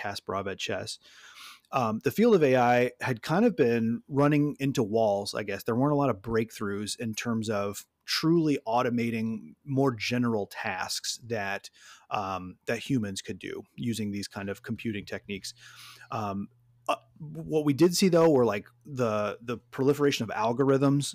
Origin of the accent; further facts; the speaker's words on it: Louisiana, United States; moved away as an adult; now in Michigan, United States; I'm from Louisiana, um, I was a middle school social studies teacher there, moved to Michigan, um, o-, over, over a decade ago now